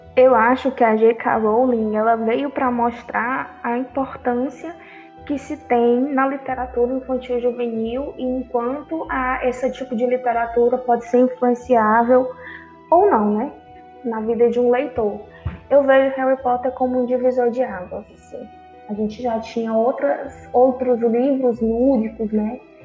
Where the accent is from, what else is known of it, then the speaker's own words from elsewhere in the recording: Brazil; eu sou brasileira